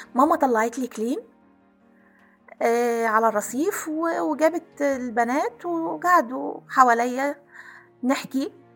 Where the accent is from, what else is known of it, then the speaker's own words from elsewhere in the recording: Aswan, Aswan Governorate, Egypt; كنا ساكنين في قلب مدينة أسوان